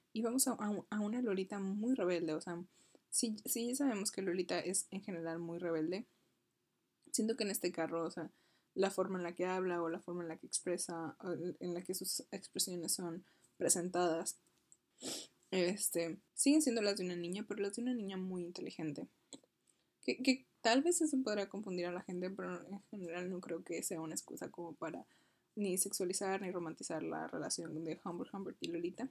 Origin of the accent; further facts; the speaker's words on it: Monclova, Coahuila, Mexico; yo soy de Monclova